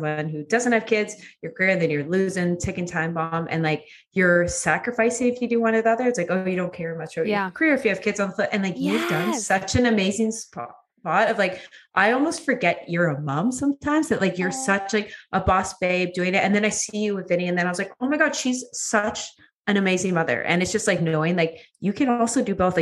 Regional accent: Edmonton, Alberta, Canada; moved away as an adult; also born or lived in Vancouver / Toronto; I grew up in Edmonton

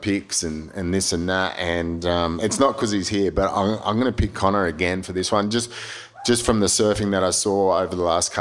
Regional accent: Australia

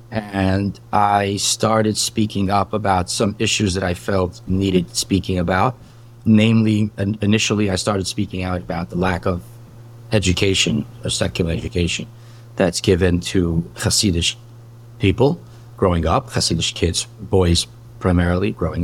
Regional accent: New York City, New York, United States; also born or lived in Marine Park, Brooklyn; I was born and raised in Borough Park.

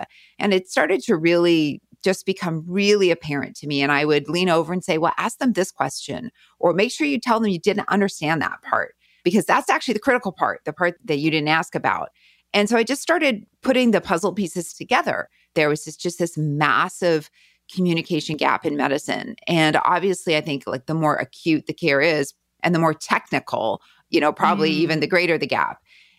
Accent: Winnipeg, Manitoba, Canada; moved away as an adult; also born or lived in Kansas City / Denver; now in California, United States; Yeah, I'm from Winnipeg. I grew up in River Heights for anybody who knows Winnipeg.

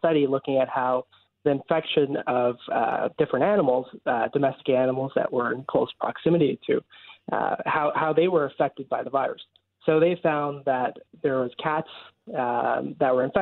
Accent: Brampton, Ontario, Canada; moved away as an adult; now in Halifax, Canada; I'm right from Brampton

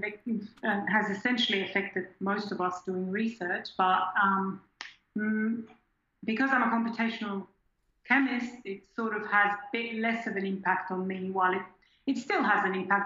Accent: just outside Zurich, Switzerland; first language German; English is a second language; moved away as an adult; also born or lived in Perth, Australia / Queensland, Australia; now in Australia; I grew up in Switzerland in a town just outside of Zurich, and I went to high school in Zurich, in the city itself

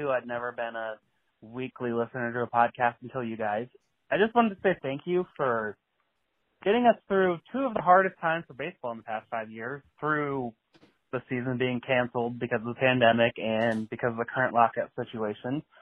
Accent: South Bend, Indiana, United States; born or raised there

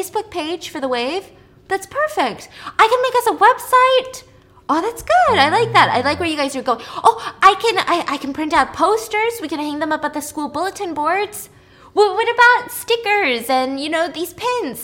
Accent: United States; I'm American

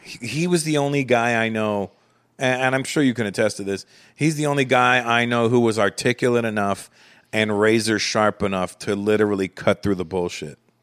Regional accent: Canada; moved away as an adult; now in United States; growing up in Canada, although I grew up around the black community in Canada from the age of four

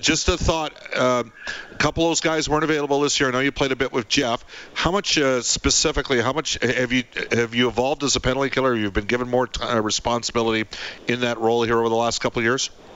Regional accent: Canada; I'm Canadian, I'm 22

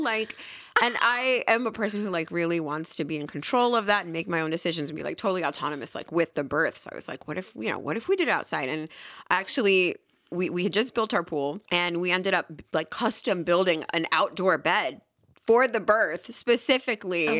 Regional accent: New York City, New York, United States; moved away as an adult; also born or lived in Puerto Rico; now in North Carolina, United States; born and raised in Queens

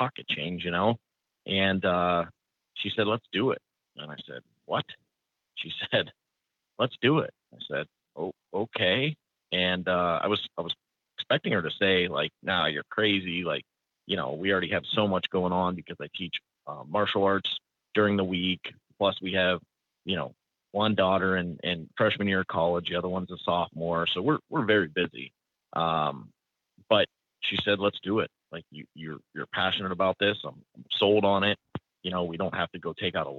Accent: Youngstown, Ohio, United States; I'm from Youngstown, Ohio. Born and raised in Northeast Ohio. I actually bought a house a quarter mile where I grew up

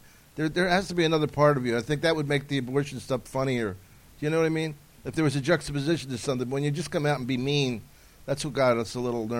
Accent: Miami, Florida, United States; I just moved out here.

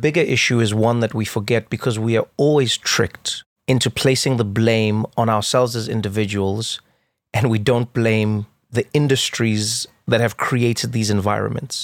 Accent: South Africa; growing up in South Africa

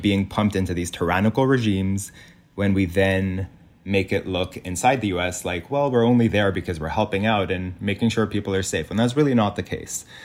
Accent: Lebanon; moved away; growing up in Lebanon

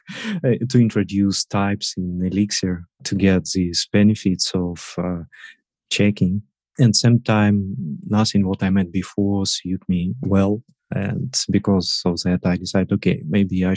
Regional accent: Russia; moved away as an adult; now in Hamburg, Germany; I'm originally from Russia, but for 3 years, we with my family live in Hamburg, Germany

